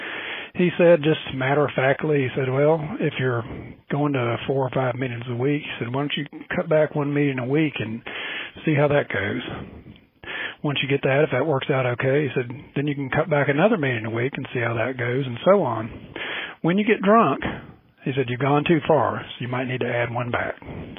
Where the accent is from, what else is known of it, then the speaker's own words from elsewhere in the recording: Mebane, North Carolina, United States; I'm from Mebane, North Carolina.